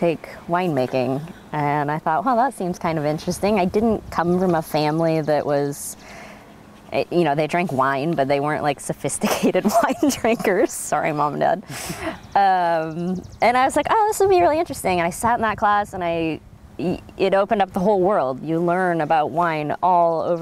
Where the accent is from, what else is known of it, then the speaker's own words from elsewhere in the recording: Gearhart, Oregon, United States; also born or lived in California; I was raised on the Northwest Coast here in a little town called Gearhart